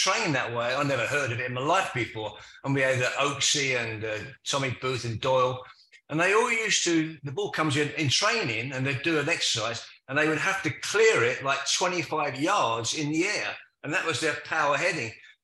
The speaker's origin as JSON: {"language": "English", "region": "London", "country": "United Kingdom", "also_born_or_lived": "Manchester", "accent": "Cockney", "moved": "as an adult", "said": "a Cockney coming to Manchester"}